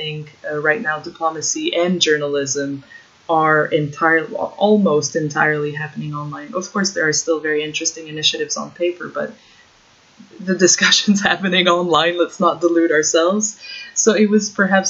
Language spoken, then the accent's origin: English; Ottawa, Ontario, Canada; moved away as an adult; also born or lived in Czech Republic; now in Warsaw, Poland; studying Central and Eastern European politics back in Ottawa, in my hometown